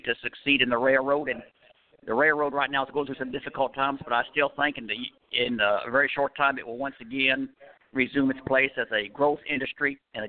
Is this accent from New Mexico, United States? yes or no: yes; Albuquerque, New Mexico, United States; I come from Albuquerque, New Mexico.